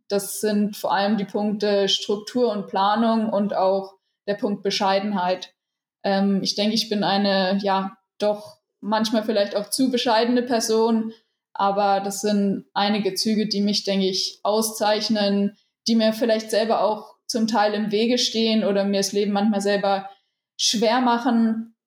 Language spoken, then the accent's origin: German; Rhön, Franconia, Bavaria, Germany; moved away as an adult; now in Gera, Germany; Ich bin wohnhaft in Gera und komme aber aus der schönen Rhön, aus dem Franken. Und ja, mich hat es nach Gera verschlagen, einfach aus sportlichen Gründen, aus trainingstechnischen Gründen. Aber meine Heimat, wie gesagt, ist in der Rhön.